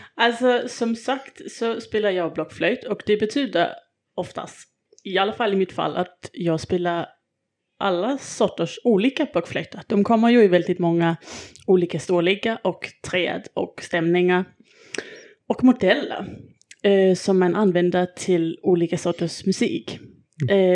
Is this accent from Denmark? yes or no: yes; Denmark; moved away; Jag är ju från Danmark